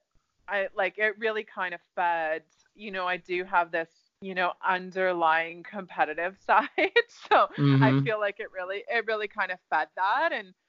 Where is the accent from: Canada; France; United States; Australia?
Canada; Ontario; Canada, Ontario.